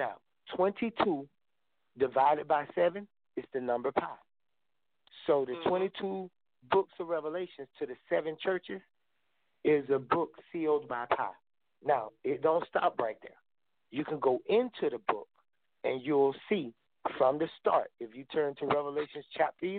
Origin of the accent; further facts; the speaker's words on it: Albany, Georgia, United States; I'm from a small town called Albany, Georgia, That's where I grew up at.